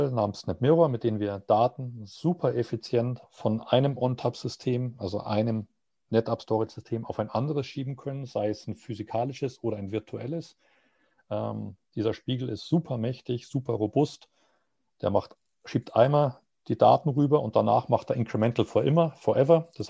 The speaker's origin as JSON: {"language": "German", "town": "Munich", "region": "Bavaria", "country": "Germany", "said": "als Münchner werde ich dann vermutlich Frankfurt nehmen"}